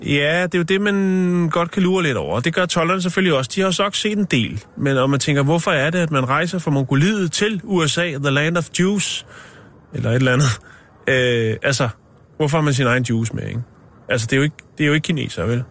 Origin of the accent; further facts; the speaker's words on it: Copenhagen, Capital Region of Denmark, Denmark; Jeg er fra København